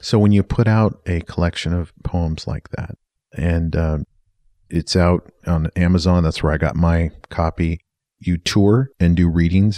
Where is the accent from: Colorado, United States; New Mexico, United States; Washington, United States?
Washington, United States; Yakima; also born or lived in Bellingham, Washington; I was from Yakima